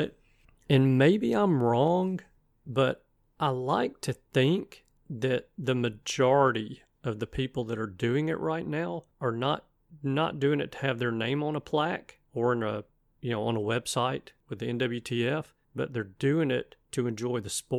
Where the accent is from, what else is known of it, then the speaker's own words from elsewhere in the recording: Alabama, United States; I'm from Alabama